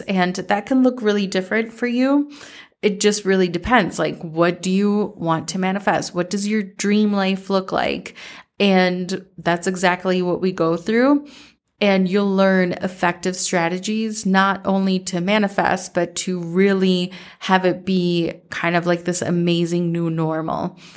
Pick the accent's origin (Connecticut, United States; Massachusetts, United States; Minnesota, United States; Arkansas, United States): Minnesota, United States; growing up in Minnesota